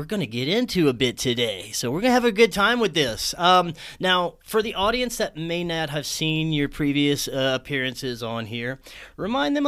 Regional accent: Southern Louisiana, United States; moved away as an adult; also born or lived in Florida; Jason and I grew up in the same hometown

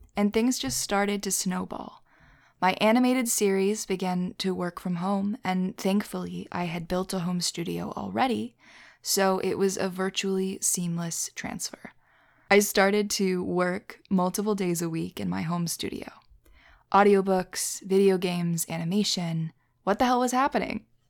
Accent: Philadelphia, Pennsylvania, United States; as a Philadelphian, as someone who's, you know, from there

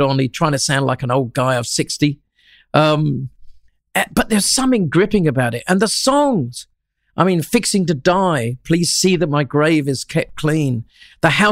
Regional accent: Shoreham-by-Sea, South East England, United Kingdom; moved away as an adult; now in Australia; Shoreham-by-Sea, a little town between Worthing and Brighton in Sussex, right on the English Channel

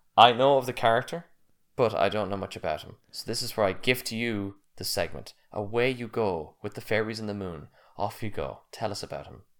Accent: United States; I'm American.

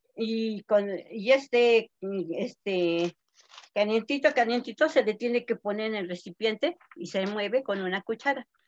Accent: Santa Inés Acuitlapilco, Tlaxcala, Mexico; soy del estado de Tlaxcala, municipio Santa Inés Acatelco.

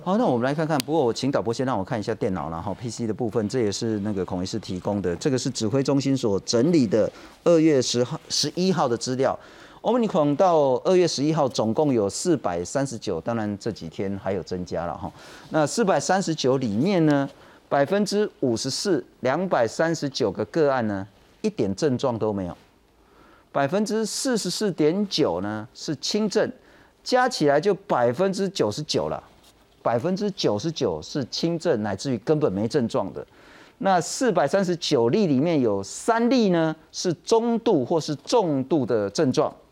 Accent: Taiwan; 我们台湾人

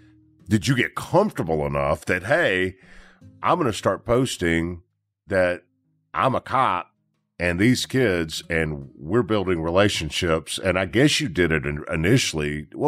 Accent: Memphis, Tennessee, United States; To people, I'm from Memphis.

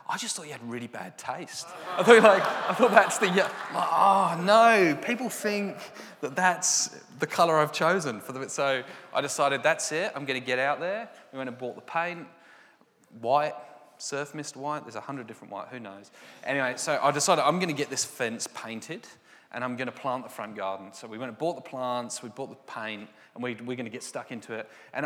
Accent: England, United Kingdom; I'm very English

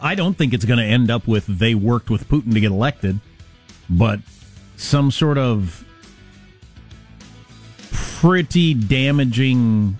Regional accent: Wisconsin, United States; He sounds like me years ago because I'm from Wisconsin. But he sounds like everybody I grew up with.

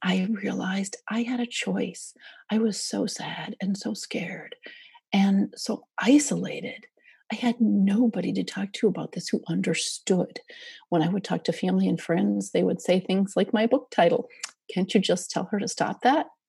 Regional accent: Minnesota, United States; I grew up in Minnesota

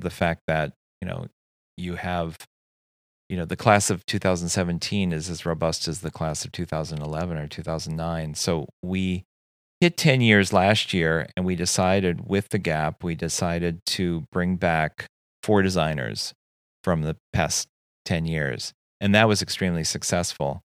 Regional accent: Saint Paul, Minnesota, United States; moved away as an adult; also born or lived in New York City; growing up in Saint Paul, I always had eyes on Minneapolis and then, of course, New York City

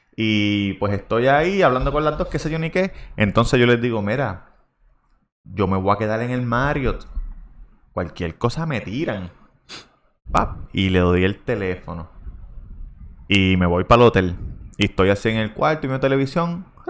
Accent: Puerto Rico; moved away as an adult; also born or lived in Vega Baja; yo soy de Puerto Rico

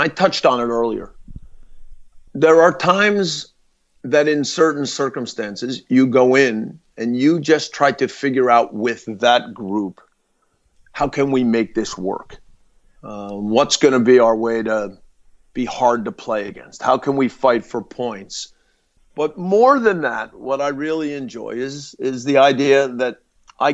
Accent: United States; as an American

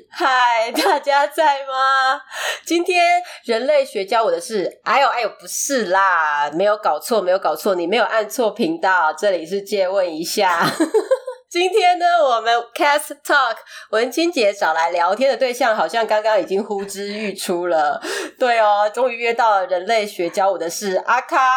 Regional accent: Taiwan; 虽然我们后面有多了一段，就是我们是台湾人的 FAQ 这样子，但是就还是会很害怕听众会 confuse。

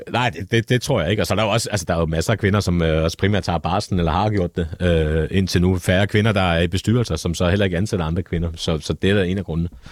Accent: Copenhagen, Capital Region of Denmark, Denmark; jeg kommer også fra Nørrebro

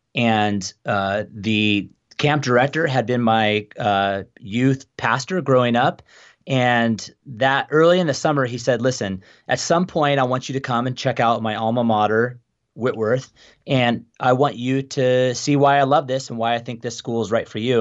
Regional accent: Phoenix, Arizona, United States; moved away as an adult; also born or lived in Tucson, Arizona; now in Spokane, United States; I grew up in Phoenix

